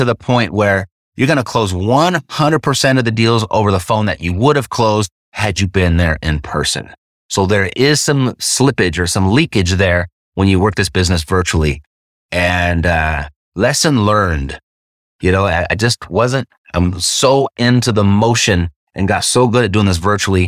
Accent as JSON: {"language": "English", "town": "Los Angeles", "region": "California", "country": "United States", "tie": "born or raised there", "said": "I was born and raised in Los Angeles"}